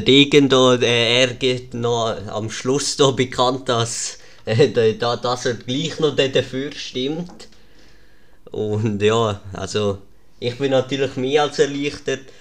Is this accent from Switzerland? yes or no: yes; Lucerne, Switzerland; als Luzerner